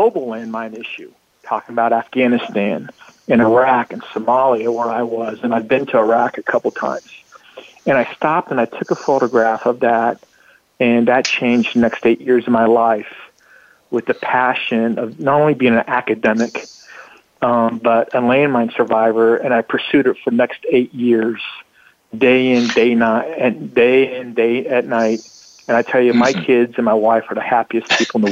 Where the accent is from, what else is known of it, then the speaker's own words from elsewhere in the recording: Colorado, United States; moved away; also born or lived in Springfield, Missouri / Shenandoah Valley, Virginia; And I grew up in Colorado